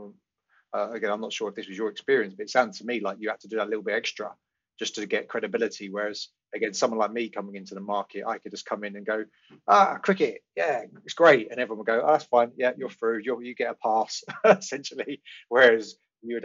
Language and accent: English; United Kingdom; being a white UK, used to be European, sadly not anymore